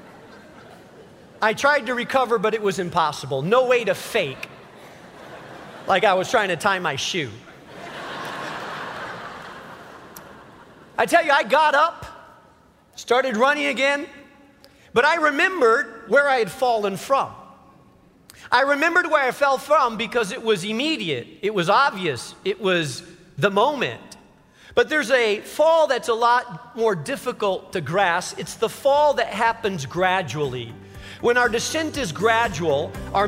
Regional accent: Chicago, Illinois, United States; I was from Chicago

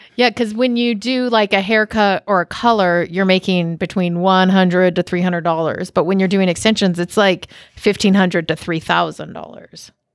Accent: Washington, United States; moved away; I grew up in Washington

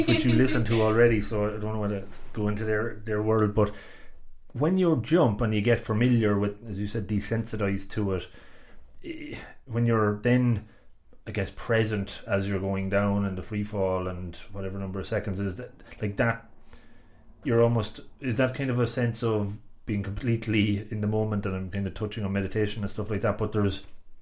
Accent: Longford, Leinster, Ireland; I'm originally from Longford

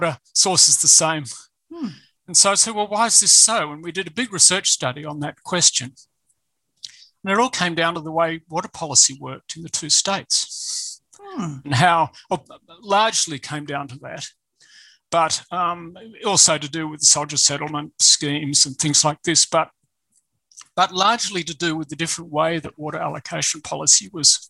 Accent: Ngunnawal country, Australian Capital Territory, Australia; also born or lived in Fiji; I was born on Ngunnawal country and privileged to be born on Ngunnawal country, and I still live a few kilometres from where I was born

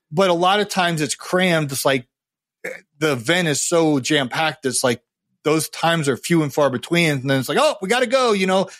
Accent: Ohio, United States; moved away; I grew up in Ohio

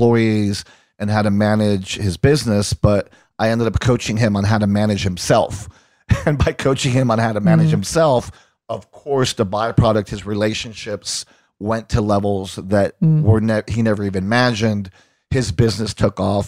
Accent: Puerto Rico; moved away as an adult; also born or lived in Long Island, New York, United States / Boston, United States; I was born in New York and Long Island, Jewish from Long Island. And when I was one, my family moved to Puerto Rico and I stayed there until I graduated high school and then moved to Boston to go to college.

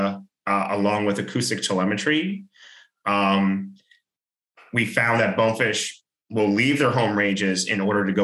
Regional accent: Freeport, Grand Bahama, Bahamas; I grew up in Freeport, Grand Bahama

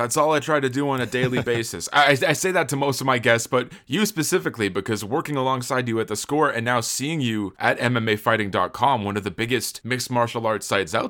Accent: Toronto, Ontario, Canada; my hometown Toronto Raptors

